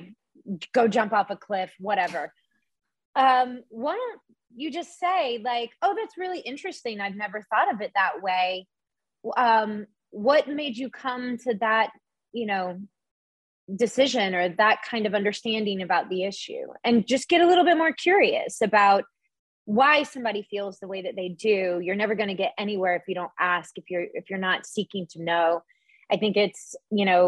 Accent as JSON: {"language": "English", "region": "the South", "country": "United States", "tie": "born or raised there", "said": "whenever I was younger, growing up in the South"}